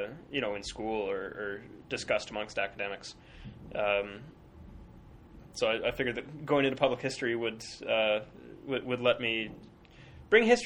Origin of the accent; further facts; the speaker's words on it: Calgary, Alberta, Canada; also born or lived in Edmonton, Alberta / Sackville, New Brunswick; I am from Alberta, originally from Calgary. I've lived the past few years in Edmonton.